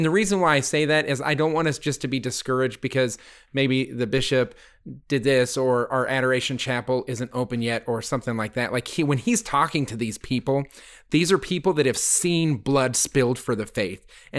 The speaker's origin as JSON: {"language": "English", "town": "Littleton", "region": "Colorado", "country": "United States", "tie": "born or raised there", "said": "I grew up in Littleton, Colorado, the home of the Columbine shooting."}